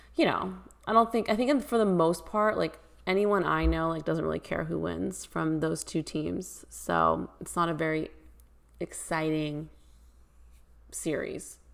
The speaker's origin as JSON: {"language": "English", "area": "Bay Area", "region": "California", "country": "United States", "said": "I'm from the Bay Area. you know, went to Warriors games my whole life"}